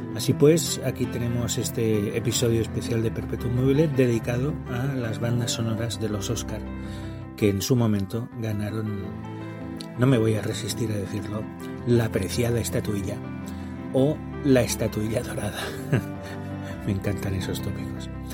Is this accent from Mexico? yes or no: no; Barcelona, Catalonia, Spain; now in Huesca, Spain; No estoy en mi casa, no estoy en Huesca, estoy en mi casa original, estoy allí donde nací, en Barcelona